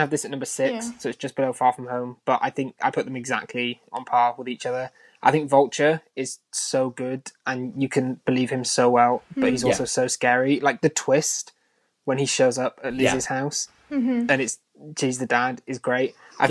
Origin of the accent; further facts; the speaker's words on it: United Kingdom; We're British.